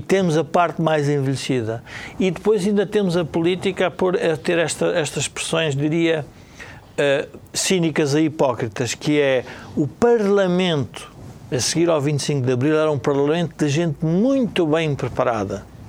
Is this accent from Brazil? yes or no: no; Portugal; como portugueses